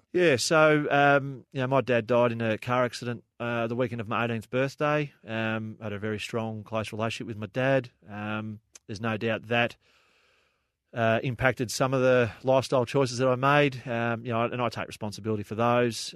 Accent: Frankston, Victoria, Australia; I grew up in Frankston

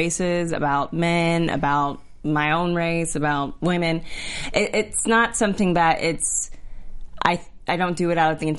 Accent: Texas, United States; also born or lived in Georgia, United States; I'm from Texas and Georgia. I'm not surprised at all.

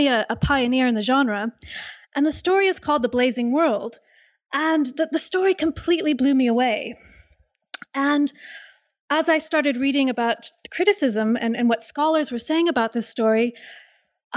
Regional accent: California, United States; now in Liverpool, United Kingdom; I'm originally from California

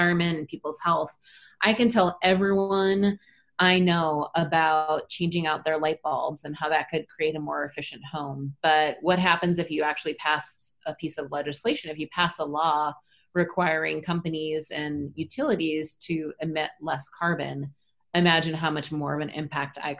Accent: Minnesota, United States; I grew up in Minnesota, so I'm a northern lady

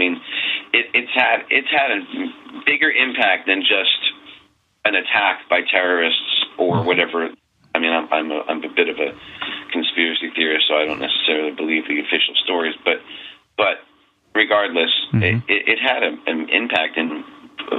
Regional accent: New York, United States; moved away; I'm from New York

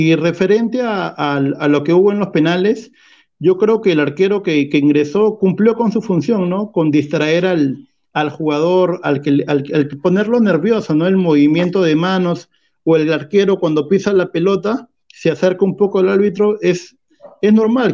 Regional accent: Peru; estamos acostumbrados como peruanos

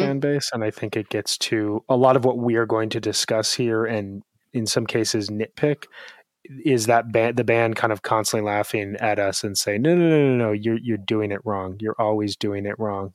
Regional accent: Chicago, Illinois, United States; as a Chicagoan

